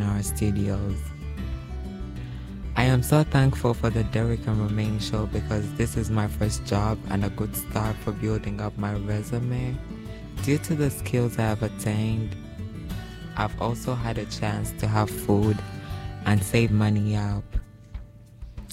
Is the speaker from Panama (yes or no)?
no; Rwanda; moved away as an adult; now in New York, United States; I'm originally from Rwanda, which is in Africa. I went through a lot growing up as a transgender woman in Africa until I moved in New York